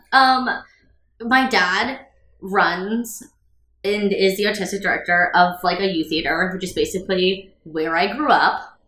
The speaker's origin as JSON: {"language": "English", "town": "New York City", "region": "New York", "country": "United States", "tie": "born or raised there", "said": "I was born in New York"}